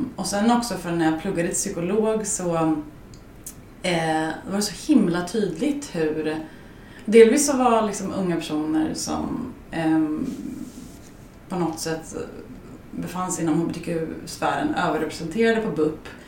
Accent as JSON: {"language": "Swedish", "town": "Skärblacka", "region": "Östergötland", "country": "Sweden", "tie": "born or raised there", "also_born_or_lived": "Norrköping", "said": "i den lilla byn jag kommer ifrån, i Skärblacka"}